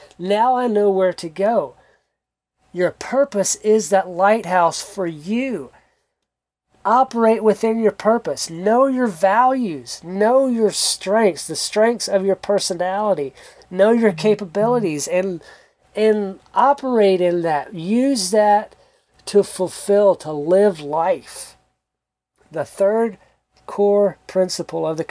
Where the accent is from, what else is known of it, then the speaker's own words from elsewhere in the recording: South Georgia, United States; moved away as an adult; also born or lived in South Central Kentucky; now in Kentucky, United States; I grew up in South Georgia, close to the coast